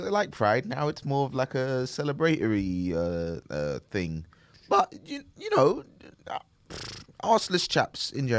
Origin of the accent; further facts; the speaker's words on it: Nigeria; I'm black Nigerian.